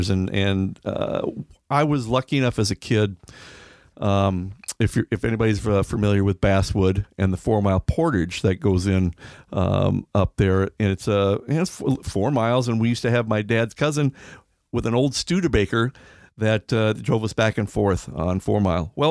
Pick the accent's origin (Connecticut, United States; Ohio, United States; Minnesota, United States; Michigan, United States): Minnesota, United States; Milaca; I, I grew up, uh, my hometown is Milaca, and we used to go down to the Rum River after we got done with ball practice or a ball game.